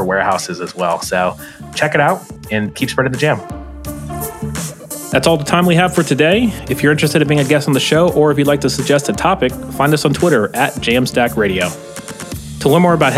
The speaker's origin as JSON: {"language": "English", "country": "United States", "said": "as an American"}